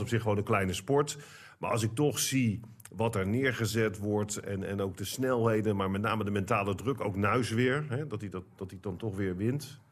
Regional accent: Netherlands; als Nederlander

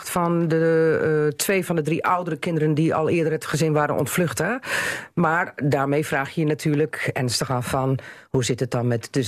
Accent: Drenthe, Netherlands; Ja, dan denk je ook van, als Drent, dan niet...

